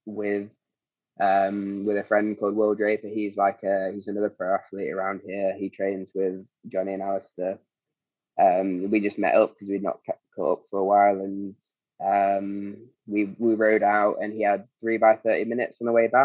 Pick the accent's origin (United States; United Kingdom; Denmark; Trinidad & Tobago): United Kingdom; Derby, East Midlands; moved away; had to drive down to Derby, which is my hometown